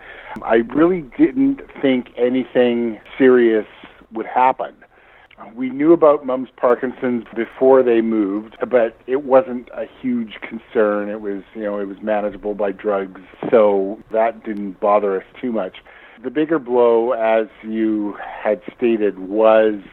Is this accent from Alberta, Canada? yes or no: yes; Edmonton, Alberta, Canada; also born or lived in Moscow, Idaho, United States; My parents both got teaching jobs at the University of Alberta, and we moved when I was quite young up to Edmonton.